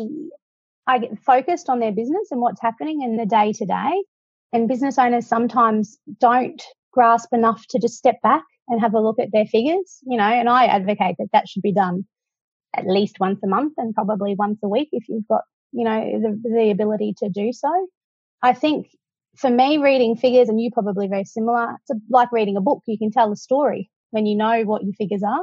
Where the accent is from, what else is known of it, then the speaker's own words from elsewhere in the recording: Cairns, Queensland, Australia; moved away as an adult; now in Brisbane, Australia; I grew up in Cairns